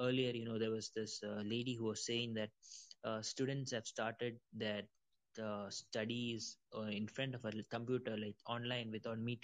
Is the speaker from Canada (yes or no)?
no; India; also born or lived in Middle East; I'm from India